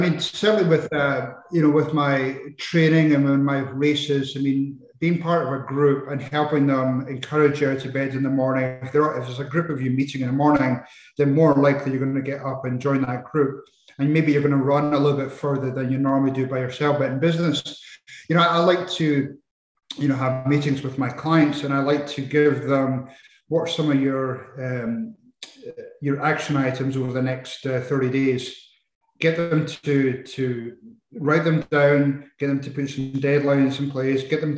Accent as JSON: {"language": "English", "town": "Edinburgh", "region": "Scotland", "country": "United Kingdom", "tie": "born or raised there", "also_born_or_lived": "Arizona, United States", "moved": "as an adult", "said": "I uh, was brought up in Edinburgh, in Scotland"}